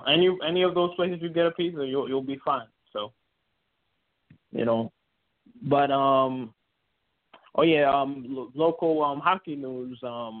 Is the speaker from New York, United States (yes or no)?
yes; New York City, New York, United States; we're both born and bred in New York.